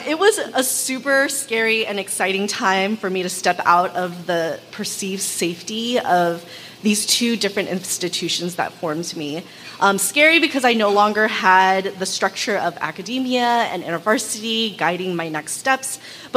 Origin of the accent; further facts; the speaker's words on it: Los Angeles, California, United States; also born or lived in Oakland; I was also born and raised in Los Angeles as an adolescent by immigrant parents